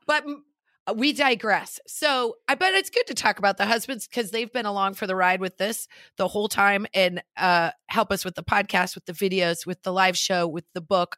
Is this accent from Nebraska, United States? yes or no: yes; Nebraska, United States; now in Los Angeles, United States; we're both from Nebraska, but we did not meet in Nebraska